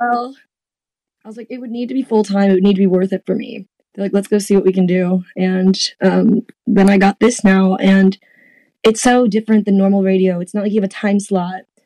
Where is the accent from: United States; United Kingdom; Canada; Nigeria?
United States; South Florida; moved away; also born or lived in Louisville; I grew up in South Florida